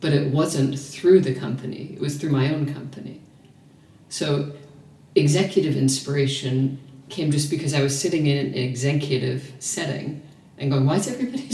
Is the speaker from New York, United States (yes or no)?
yes; New York, United States; also born or lived in small town in America; now in Melbourne, Australia; I'm from New York